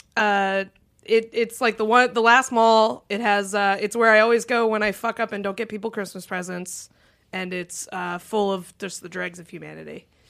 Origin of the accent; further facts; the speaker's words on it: Concord, New Hampshire, United States; moved away; I grew up in Concord, we had the Steeplegate Mall